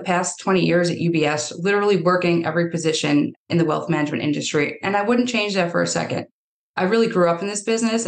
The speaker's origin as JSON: {"language": "English", "town": "Yonkers", "region": "New York", "country": "United States", "tie": "born or raised there", "also_born_or_lived": "Brosna, County Kerry, Ireland"}